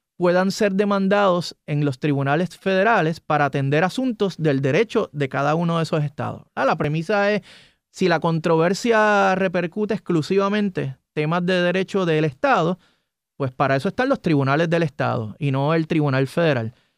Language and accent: Spanish; Puerto Rico